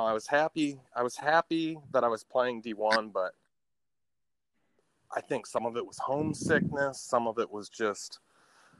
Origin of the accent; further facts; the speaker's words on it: Bucyrus, Ohio, United States; I grew up in Bucyrus, Ohio.